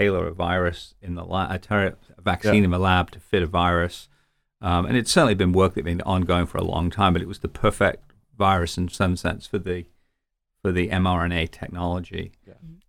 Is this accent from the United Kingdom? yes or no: yes; United Kingdom; also born or lived in London; now in United States; being British